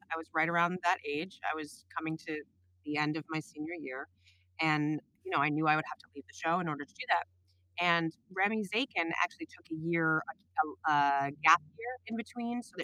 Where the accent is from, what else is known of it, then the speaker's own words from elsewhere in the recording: New York City, New York, United States; I was from New York City